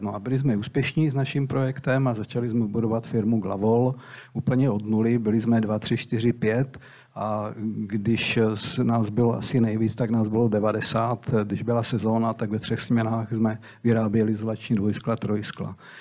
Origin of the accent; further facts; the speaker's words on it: Brodek, Czechia; moved away as an adult; also born or lived in Slovakia; jsem byl kluk z Brodku